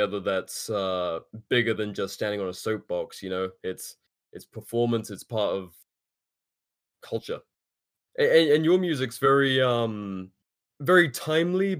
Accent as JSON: {"language": "English", "country": "United Kingdom", "moved": "as an adult", "lives_now": "United States", "said": "Even as a Brit"}